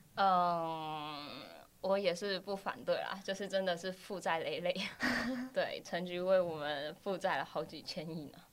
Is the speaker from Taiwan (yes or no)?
yes; Kaohsiung, Taiwan; moved away as an adult; also born or lived in Tainan; now in Taipei, Taiwan; 我是土生土长的高雄人，待在高雄十八年了